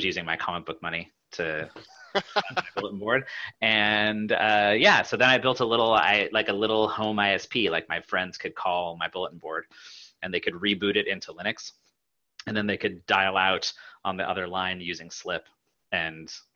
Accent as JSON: {"language": "English", "region": "Pacific Northwest", "country": "United States", "tie": "born or raised there", "said": "I grew up in the Pacific Northwest"}